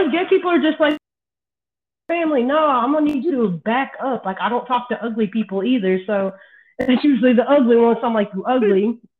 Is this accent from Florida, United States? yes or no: no; Texas, United States; now in South Carolina, United States; I'm 34 now.